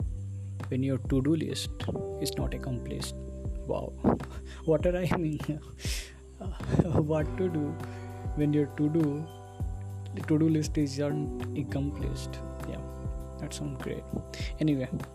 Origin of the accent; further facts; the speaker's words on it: India; first language Hindi; English is a second language; I am from India